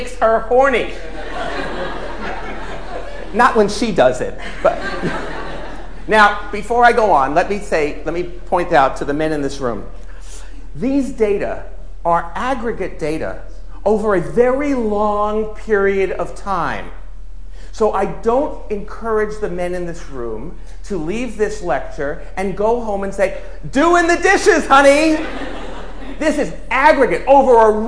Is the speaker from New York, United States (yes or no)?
yes; New York, United States; I'm a New Yorker